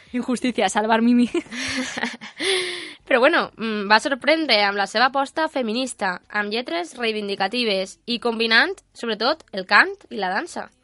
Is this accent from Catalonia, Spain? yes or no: no; Almussafes, Valencian Community, Spain; compartim el mateix poble, els dos som d'Almusafes